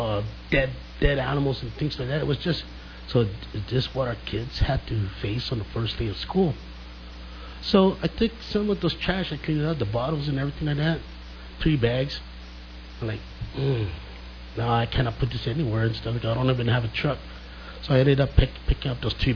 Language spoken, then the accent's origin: English; Santa Rita, Guam; moved away as an adult; now in Dededo, Guam; I'm originally from Santa Rita